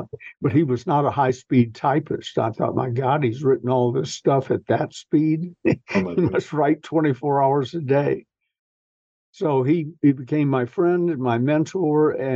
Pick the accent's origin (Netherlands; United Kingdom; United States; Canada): United States; the South; I'm a Southern gentleman